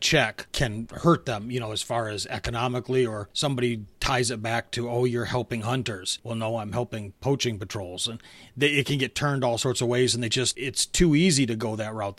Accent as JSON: {"language": "English", "region": "Michigan", "country": "United States", "tie": "born or raised there", "said": "growing up in Michigan where I live now"}